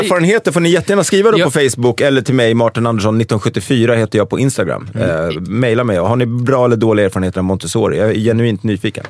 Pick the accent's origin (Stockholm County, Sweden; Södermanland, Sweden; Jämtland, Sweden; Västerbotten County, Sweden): Stockholm County, Sweden; Stockholm; Brännkyrka kyrka låg väldigt nära där jag växte upp, som är Älvsjö.